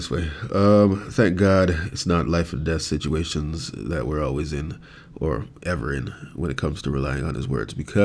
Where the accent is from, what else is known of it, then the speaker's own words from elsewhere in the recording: Jamaica; now in Canada; I was born and raised in Jamaica.